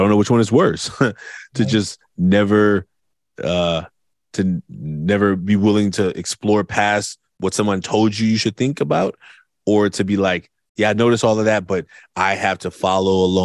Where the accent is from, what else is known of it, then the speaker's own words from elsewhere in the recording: Oakland, California, United States; I grew up in Oakland